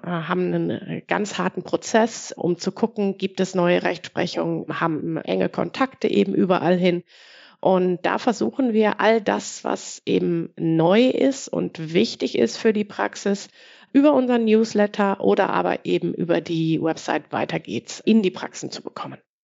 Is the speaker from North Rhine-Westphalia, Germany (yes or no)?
yes; Ruhr area, North Rhine-Westphalia, Germany; ich komme aus dem Ruhrgebiet